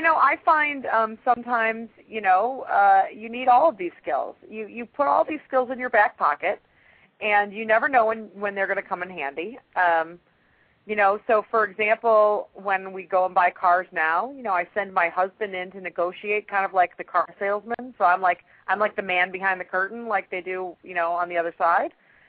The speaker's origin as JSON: {"language": "English", "town": "Chicago", "region": "Illinois", "country": "United States", "lives_now": "Atlanta, United States", "said": "I mean, I'm in Atlanta. I'm originally from Chicago. And I've now been in Atlanta long enough to realize that, you know, stuff is different in the South sometimes."}